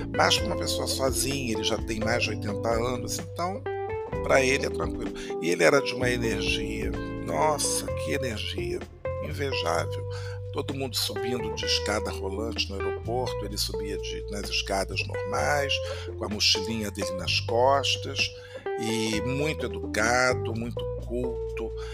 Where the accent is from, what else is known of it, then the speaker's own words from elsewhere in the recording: Brazil; moved away; also born or lived in Paris, France; como brasileiro